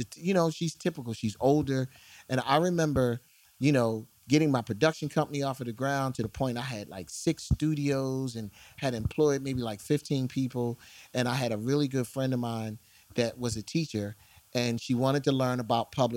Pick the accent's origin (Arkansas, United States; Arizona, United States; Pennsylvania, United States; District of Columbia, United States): Pennsylvania, United States; Philadelphia; I am from West Philadelphia, born and raised